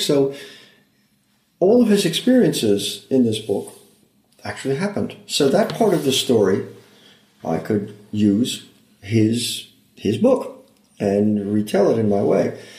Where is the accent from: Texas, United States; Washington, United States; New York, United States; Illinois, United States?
New York, United States; upstate; moved away as an adult; also born or lived in Iowa / Los Angeles, United States; now in Santa Barbara, United States; always my perspective and my heart are in New York